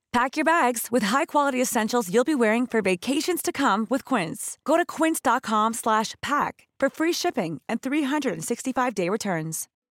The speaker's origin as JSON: {"language": "English", "country": "Canada", "tie": "born or raised there", "accent": "Filipino", "first_language": "English"}